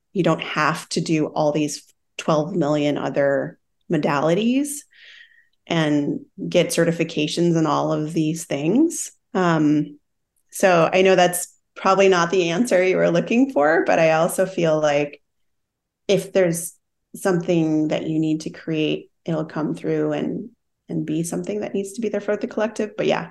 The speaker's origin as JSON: {"language": "English", "region": "Midwest", "country": "United States", "said": "I come from the Midwest, like we talked about that too. And there's this DIY mentality."}